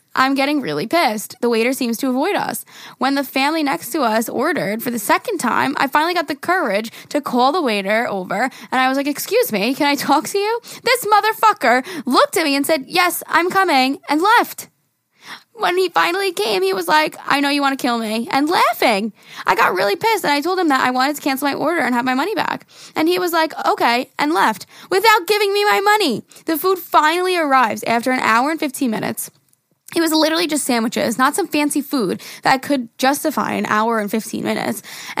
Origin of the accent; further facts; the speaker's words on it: Greece; I'm from Greece, and here in our beaches, we usually have beach bars that have drinks.